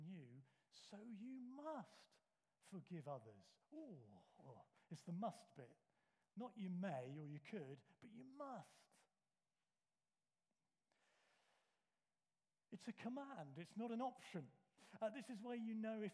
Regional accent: United Kingdom; We're British.

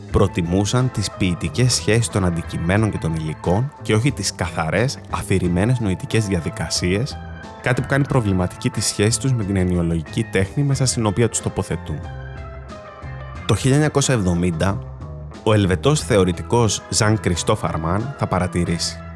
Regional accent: Greece; born there; Πολύ όμορφο γιατί είμαι περήφανο που γεννήθηκα στην Ελλάδα αλλά πάντα ένα ληξιαρχικό στοιχείο.

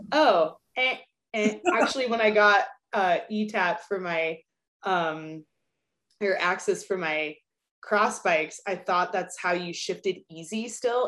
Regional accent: Albuquerque, New Mexico, United States; moved away as an adult; also born or lived in Durango; where I grew up in Albuquerque

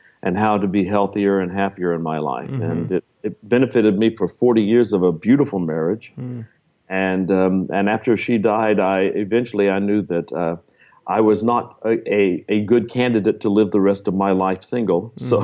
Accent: Texas, United States; I live in the Dallas area in Texas. Was actually born in Texas.

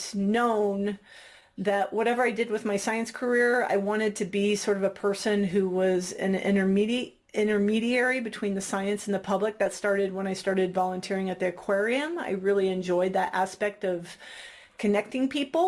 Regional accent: Missouri, United States; I grew up in Missouri

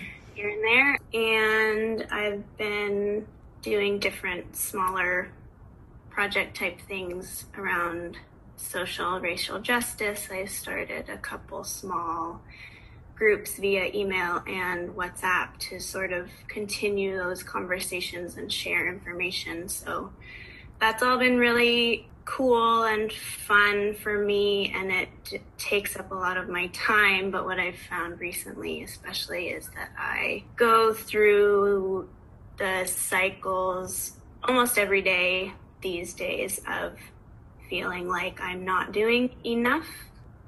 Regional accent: Oakland, California, United States; moved away as an adult; now in Vancouver, Canada; I grew up in Oakland, California, but I'm currently in Vancouver, BC

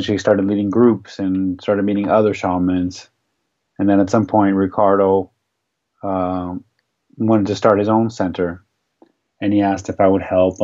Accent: Arizona, United States; I grew up in Arizona in the United States

